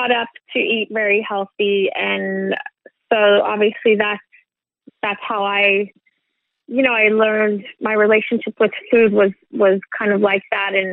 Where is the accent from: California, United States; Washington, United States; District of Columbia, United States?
California, United States; born there; So yeah, my my dad is Swedish, and I was born in California.